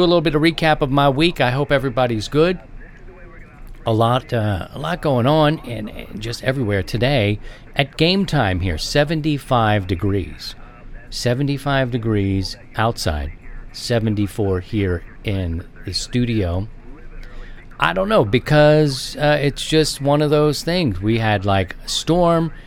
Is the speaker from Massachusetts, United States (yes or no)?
no; Baltimore, Maryland, United States; now in Midwest, United States; it's different out here in the Midwest, where I live now. I grew up in Baltimore